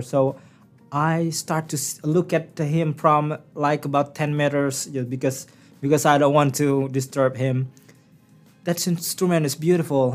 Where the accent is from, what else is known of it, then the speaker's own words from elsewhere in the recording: Bangka Belitung Islands, Indonesia; English is a second language; moved away as an adult; now in Newfoundland and Labrador, Canada; I was born and raised in the uh, small village named Sempan